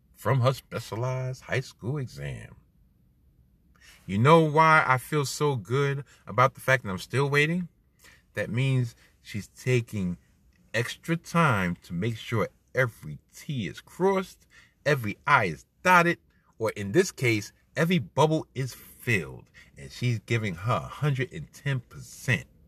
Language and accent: English; New York, United States; I'm a New Yorker